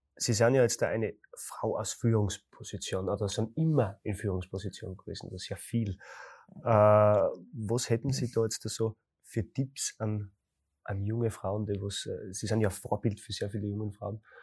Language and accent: German; Graz, Styria, Austria; bei uns in Graz